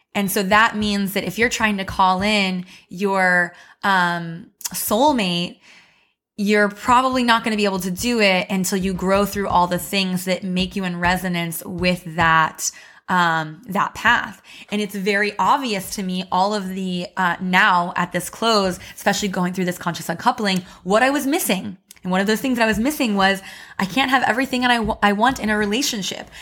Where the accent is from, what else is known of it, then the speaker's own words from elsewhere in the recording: Missouri, United States; moved away as an adult; also born or lived in Chicago; I moved to Chicago for college and I grew up in Missouri